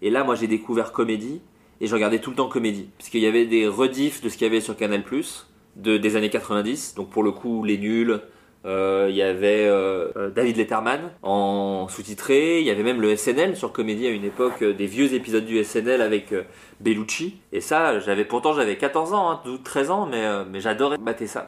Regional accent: Autun, Bourgogne-Franche-Comté, France; also born or lived in Le Creusot; j'ai grandi euh, à Autun, c'est vraiment une toute petite ville en Bourgogne

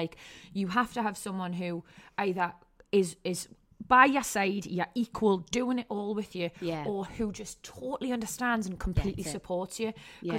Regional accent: North East England, United Kingdom; moved away as an adult

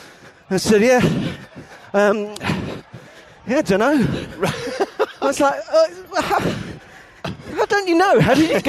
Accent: Oxford, South East England, United Kingdom; I grew up in Oxford. I grew up near Oxford. I used to work there and stuff.

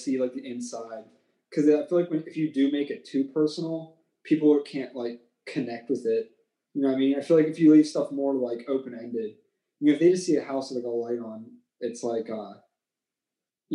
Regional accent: Chippewa, United States; where I grew up in Chippewa, we have this town that's like a part of our school district

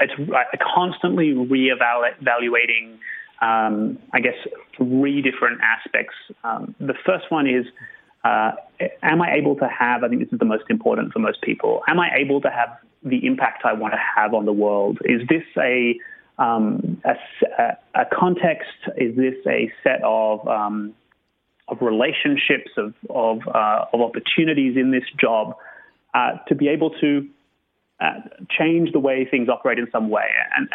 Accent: Sydney, New South Wales, Australia; My personal journey was I grew up in Australia, I really wanted to be a photographer.

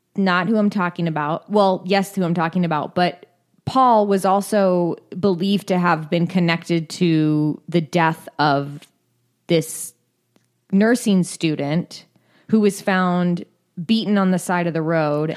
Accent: California, United States

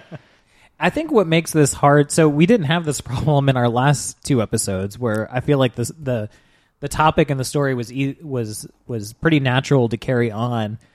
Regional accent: United States; As an American

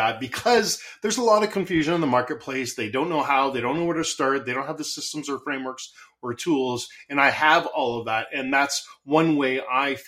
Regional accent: Canada; I'm Canadian, so I say Z instead

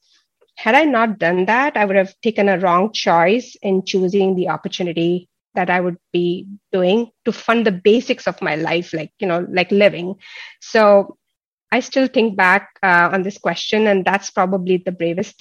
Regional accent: India; moved away as an adult; also born or lived in Connecticut; now in United States; growing up in India

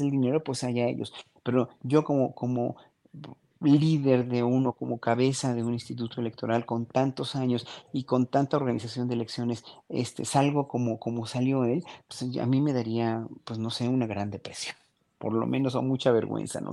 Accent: Mexico

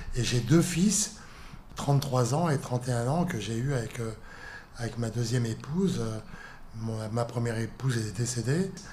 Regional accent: Lille, Hauts-de-France, France; je suis né à Lille, donc euh, je suis pas parisien, moi

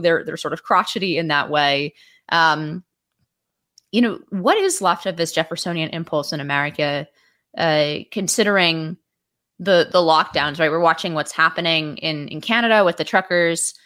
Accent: San Francisco Bay Area, California, United States; also born or lived in Washington, D.C.; now in New York, United States; I moved here, uh, from California originally. So I'm from the Bi, San Francisco Bay Area

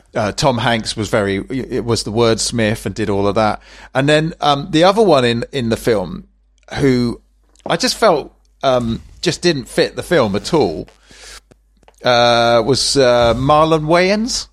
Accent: England, United Kingdom; we're English.

